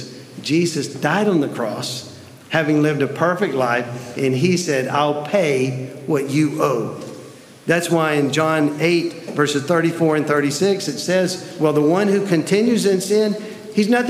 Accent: Tennessee, United States; now in Columbus, United States; I'm from Tennessee

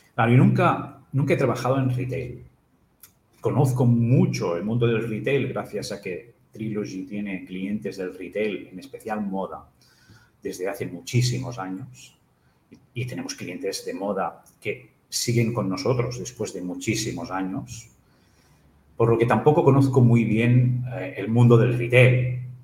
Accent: Capellades, Catalonia, Spain; also born or lived in Igualada / La Torre de Claramunt; now in Barcelona, Spain; yo, nací en Barcelona, pero mi madre es de, de Capellades, mi padre es de Barcelona, nos fuimos a vivir en Capellares

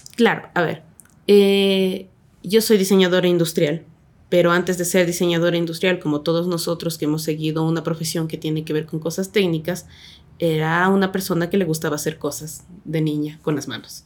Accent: Ecuador; also born or lived in Quito; Soy nacida en Quito, pero en Bateñita porque me crié ahí.

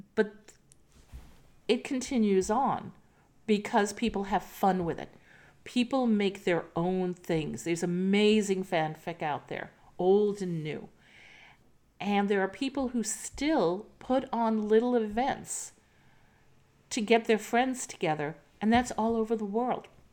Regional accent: New York City, New York, United States; When I grew up in New York City

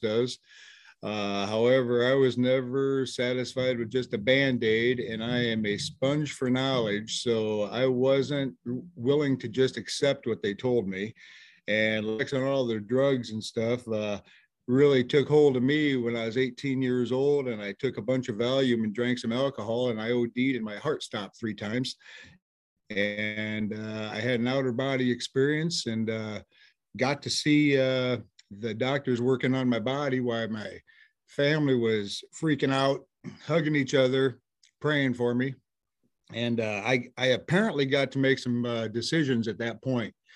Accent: Sioux City, Iowa, United States; also born or lived in Kingsley, Iowa; I am from Sioux City, Iowa

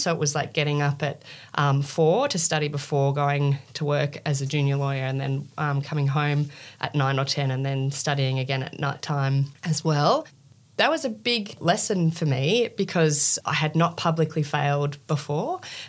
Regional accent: Australia; I'm from Australia.

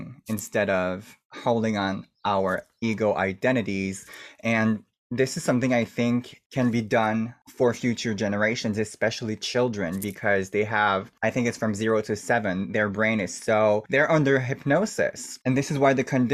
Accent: Canada; I'm First Nation from Canada. I'm native from the country

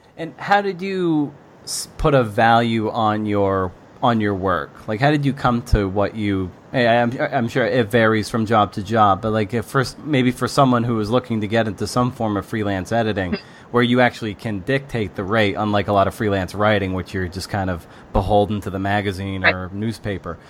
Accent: Lakeville, Massachusetts, United States; I grew up in Lakeville, which is right off 495

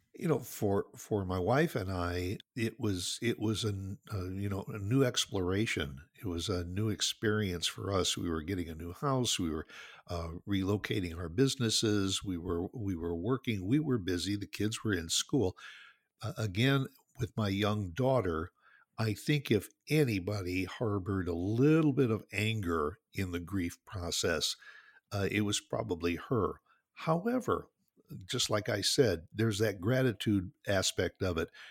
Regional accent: Northwest Indiana, United States; moved away as an adult; also born or lived in New Jersey / Chicago area; now in Dallas, United States; I grew up, my childhood was all spent in Northwest Indiana, just, just southeast of Chicago

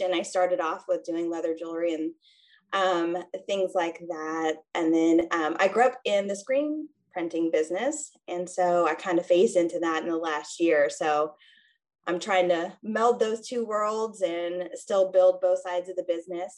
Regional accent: two hours north of St. Louis, Missouri, United States; moved away as an adult; also born or lived in Kansas City; now in St. Louis, United States; I actually grew up two hours north of St. Louis

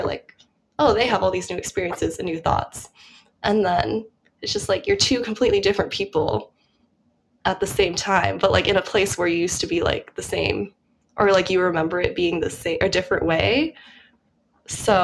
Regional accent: Colorado, United States; moved away as an adult; also born or lived in Minnesota; now in New York, United States; I'm from Colorado, so basically everyone does a snow sport there. It's kind of, it's integrated into your education when you're in elementary school

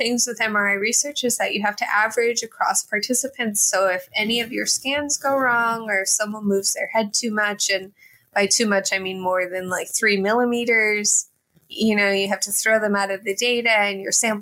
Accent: Texas, United States; moved away; also born or lived in Bloomington, Indiana; I am originally from Texas.

